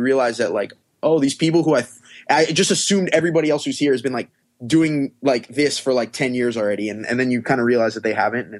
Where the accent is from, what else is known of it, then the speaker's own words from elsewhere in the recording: Pembroke Pines, Florida, United States; Yeah, I grew up in Pembroke Pines, and that is where I currently live. It is a suburb about halfway between Miami and Fort Lauderdale.